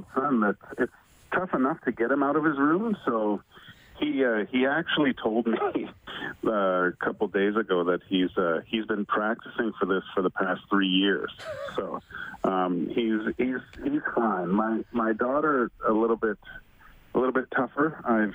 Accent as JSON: {"language": "English", "town": "Vancouver", "region": "British Columbia", "country": "Canada", "tie": "born or raised there", "said": "I grew up in Vancouver"}